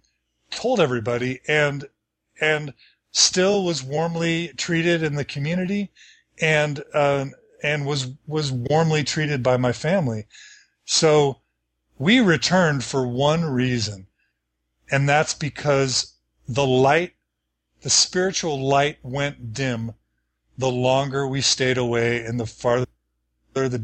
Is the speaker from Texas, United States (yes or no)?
yes; Texas, United States; moved away as an adult; also born or lived in Dallas / Washington, District of Columbia, United States / Chicago / Seattle; now in Logan, United States; I grew up in Texas the whole time